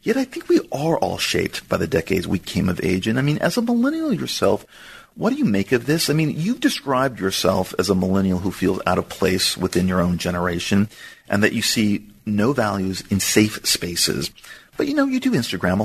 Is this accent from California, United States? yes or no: yes; Southern California, United States; growing up in Southern California in the 70s